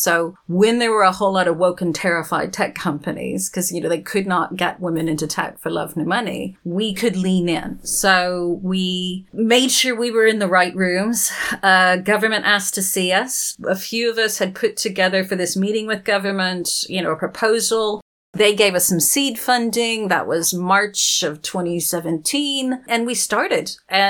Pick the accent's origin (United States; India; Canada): United States; Texas; also born or lived in Arizona / New Mexico; where I grew up out in Texas and Arizona and New Mexico, we didn't learn how to curtsy.